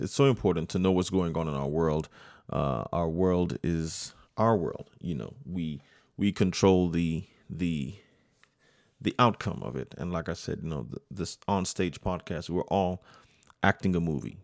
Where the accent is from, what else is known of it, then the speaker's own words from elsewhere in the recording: United States; I was born, I'm first generation American, born here in the United States